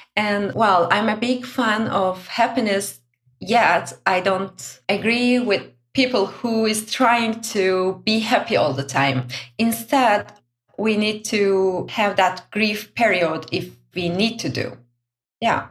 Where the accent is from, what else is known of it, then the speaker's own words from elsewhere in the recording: Turkey; now in Brussels, Belgium; I'm originally from Turkey.